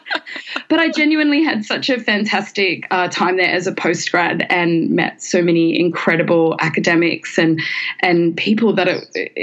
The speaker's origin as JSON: {"language": "English", "country": "Australia", "moved": "yes", "lives_now": "Hong Kong", "said": "as an Australian"}